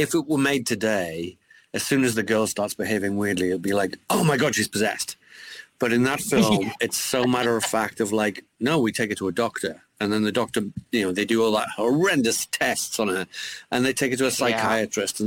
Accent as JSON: {"language": "English", "town": "Newcastle upon Tyne", "region": "North East England", "country": "United Kingdom", "tie": "born or raised there", "said": "a kid growing up in Newcastle"}